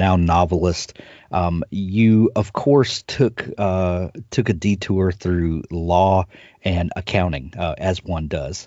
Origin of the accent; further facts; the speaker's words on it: Deep South, United States; I'm from the Deep South, and we have this storytelling tradition